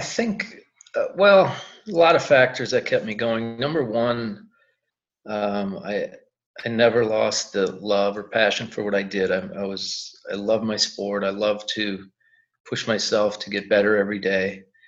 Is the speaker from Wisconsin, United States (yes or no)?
yes; Wisconsin, United States; we're from Wisconsin